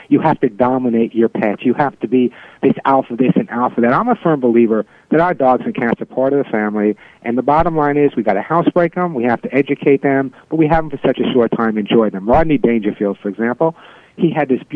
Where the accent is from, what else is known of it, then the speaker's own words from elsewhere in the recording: New York City, New York, United States; now in California, United States; I grew up in New York City. It's my hometown, and I absolutely adore and love it